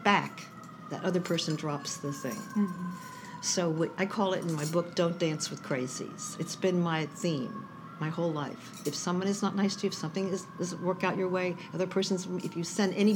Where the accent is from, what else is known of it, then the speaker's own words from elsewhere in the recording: United States; I'm from Washington. I'm from a wealthy family